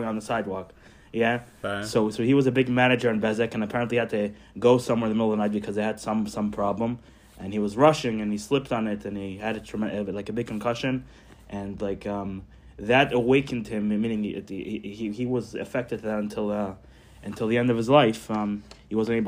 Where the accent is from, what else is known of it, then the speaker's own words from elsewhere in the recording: Israel; first language Hebrew; English is a second language; now in United States; I grew up in Israel